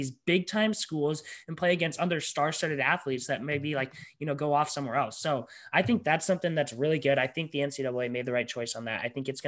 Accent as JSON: {"language": "English", "region": "Colorado", "country": "United States", "said": "for all of us because we're from Colorado."}